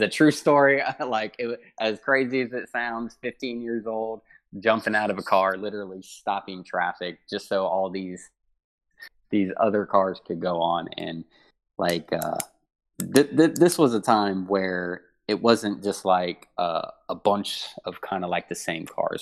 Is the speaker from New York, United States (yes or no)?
no; Huber Heights, Ohio, United States; I grew up in Huber Heights, Ohio